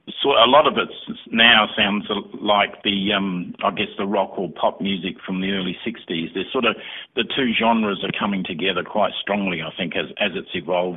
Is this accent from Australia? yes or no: yes; Adelaide, South Australia, Australia; now in Canberra, Australia; In fact, Michael and I came from Adelaide to Canberra probably quite some time ago, over 20 years ago.